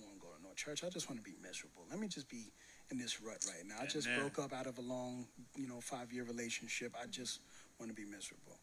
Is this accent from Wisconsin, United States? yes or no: no; New York City, New York, United States; I'm from Brownsville